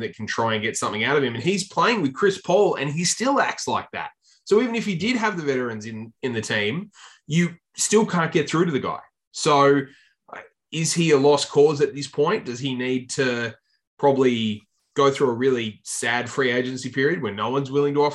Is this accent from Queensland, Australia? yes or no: no; Tasmania, Australia; the Tasmania Jack Jumpers, my hometown team